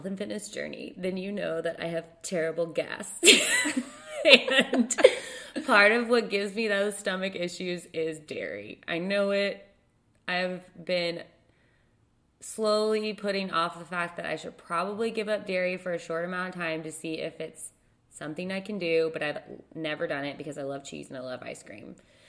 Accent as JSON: {"language": "English", "region": "Texas", "country": "United States", "said": "I'm from Texas"}